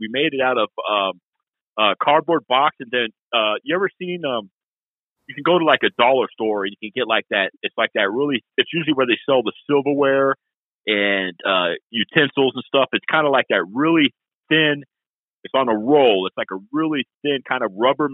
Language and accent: English; Massachusetts, United States; moved away; when I was a kid in Massachusetts